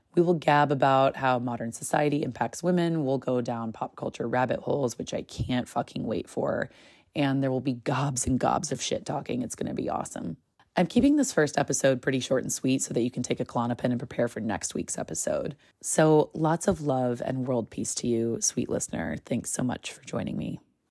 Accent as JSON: {"language": "English", "country": "United States", "tie": "born or raised there", "said": "as a woman just growing up in America"}